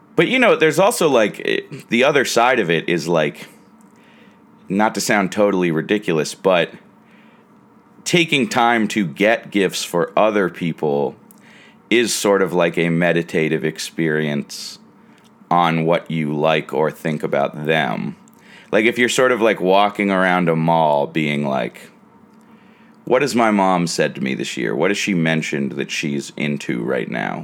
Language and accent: English; United States; As an American who considers Christmas a major holiday